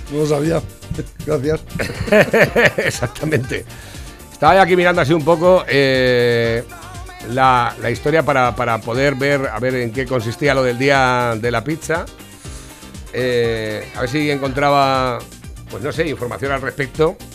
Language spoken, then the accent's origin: Spanish; Naples, Campania, Italy; Yo soy de Nápoles.